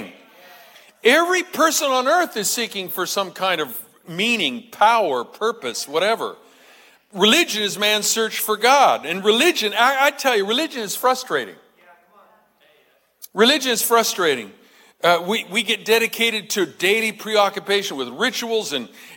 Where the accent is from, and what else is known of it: United States